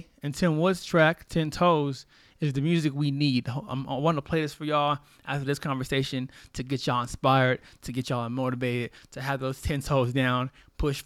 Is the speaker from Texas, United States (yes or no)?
yes; Corpus Christi, Texas, United States; moved away as an adult; also born or lived in San Antonio, Texas / Austin, Texas; I'm born and raised in Corpus Christi, Texas